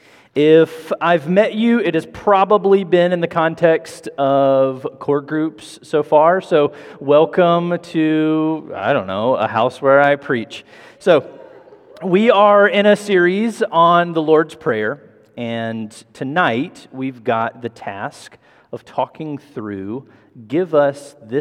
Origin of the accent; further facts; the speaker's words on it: Memphis, Tennessee, United States; also born or lived in Mississippi / Massachusetts / Chicago; I moved to Memphis when I was 10 from very small town, Mississippi.